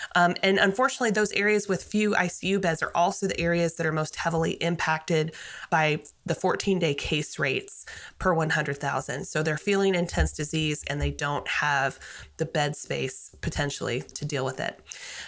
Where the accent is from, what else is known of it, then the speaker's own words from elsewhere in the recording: Colorado, United States; when I grew up in Colorado